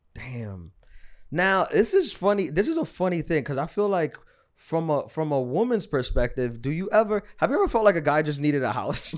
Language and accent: English; New York City, New York, United States; I'm from New York City